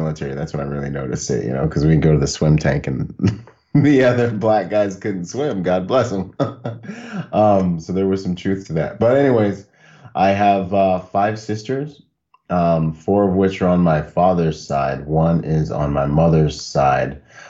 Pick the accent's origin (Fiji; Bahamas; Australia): Bahamas; And growing up in the Bahamas, we lived in the water. Like, you weren't even cool if you couldn't dance or swim growing up. Like, you'd never have a girlfriend on the island, you know?